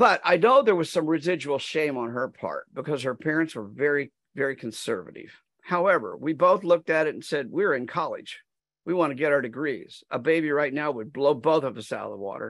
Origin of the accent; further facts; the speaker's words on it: Wichita, Kansas, United States; also born or lived in Leavenworth County, Kansas; I grew up in Wichita, Kansas